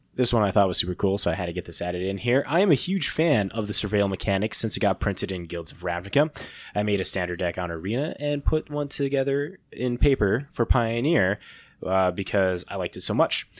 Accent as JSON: {"language": "English", "region": "Midwest", "country": "United States", "said": "we're just schmucks from the Midwest"}